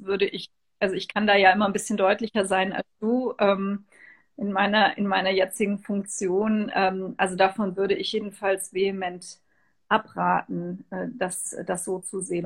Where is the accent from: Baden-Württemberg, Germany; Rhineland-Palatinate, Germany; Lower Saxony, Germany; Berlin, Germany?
Rhineland-Palatinate, Germany; Trier; in meiner Heimatstadt Trier